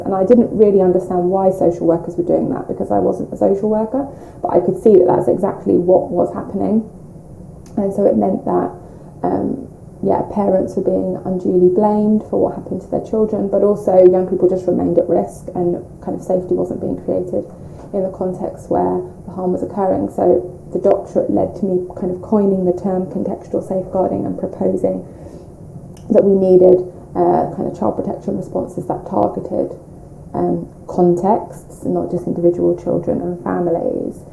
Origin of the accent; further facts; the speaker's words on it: London, United Kingdom; we grew up in North London, um, so first Kilburn, then Edmonton, so we've always kind of been North London um, people, and I still live in North London uh, now